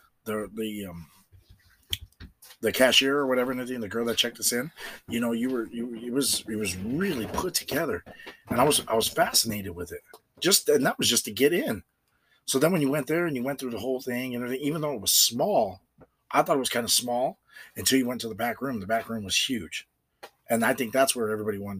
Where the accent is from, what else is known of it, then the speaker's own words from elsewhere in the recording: Ohio, United States; I'm from Ohio.